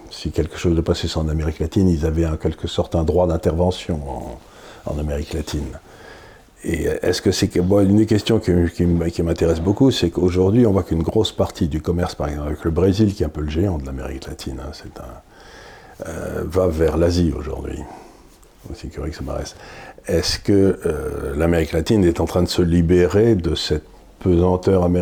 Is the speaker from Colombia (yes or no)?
no; France; Donc, en tant que Français, si vous voulez, je me dis, Comment ces latino-américains nous regardent-ils